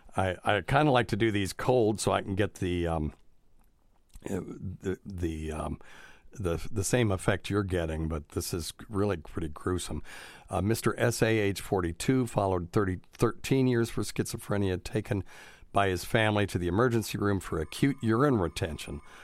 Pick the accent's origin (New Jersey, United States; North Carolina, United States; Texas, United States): North Carolina, United States; moved away as an adult; now in Tennessee, United States; I'm from North Kakalaki